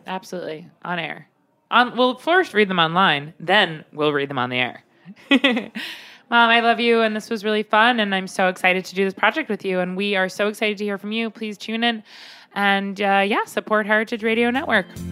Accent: Long Island, New York, United States; I grew up on Long Island

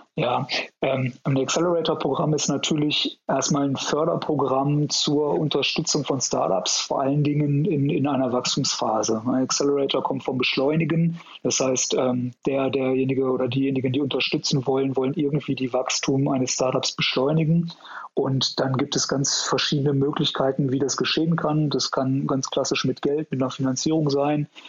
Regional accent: Ruhr area, North Rhine-Westphalia, Germany; moved away as an adult; now in Munich, Germany; ich komm ursprünglich aus dem Ruhrgebiet

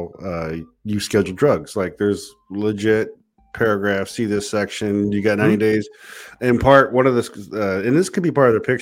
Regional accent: United States; Being an American

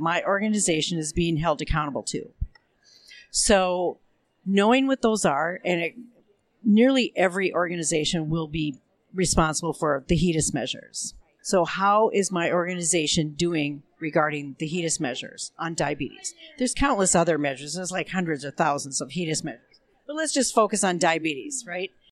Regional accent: Minneapolis, Minnesota, United States; I come from Minneapolis, Minnesota

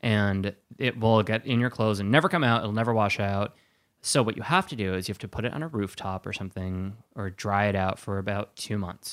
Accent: Wisconsin, United States; I grew up in Wisconsin

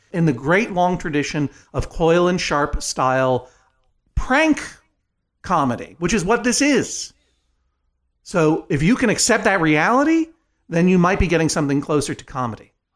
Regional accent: Brookline, Massachusetts, United States; when I was growing up in Brookline, Massachusetts

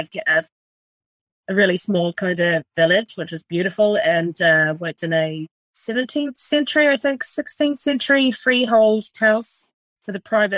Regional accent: East Coast, North Island, New Zealand; moved away as an adult; also born or lived in Australia; now in Ireland; I'm from rural New Zealand, so I grew up in New Zealand.

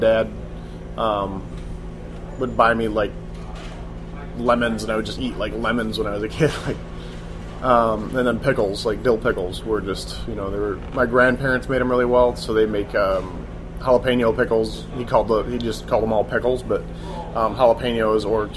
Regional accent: Ann Arbor, Michigan, United States; also born or lived in Virginia / New York City; now in San Francisco, United States; I was born in Ann Arbor, Michigan, and lived there, spent basically young years between there, Virginia for a little while, and then my parents split when I was like 5, so my dad moved to New York City, and my mother was still in Michigan, so it was back and forth between those two basically through childhood

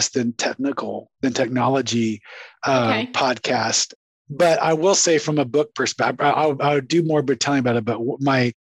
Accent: San Antonio, Texas, United States; also born or lived in Waxahachie, Texas / Dallas, Texas / Surrey, England / Boston, Massachusetts; now in Mansfield, United States; I was born in Waxahachie, Texas, right? I grew up in San Antonio, went to school in Dallas

